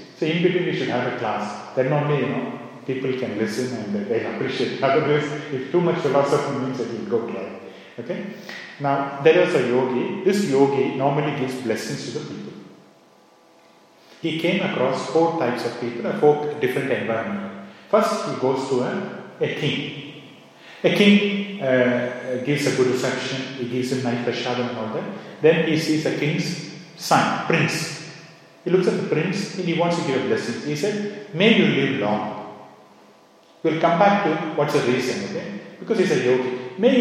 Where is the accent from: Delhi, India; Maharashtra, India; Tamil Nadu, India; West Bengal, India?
Tamil Nadu, India; first language Tamil; English is a second language; moved away; I was born in Tamil Nadu, the place where my neighbors are, you know, Tamil speaking, you know, all that. So I learned the language.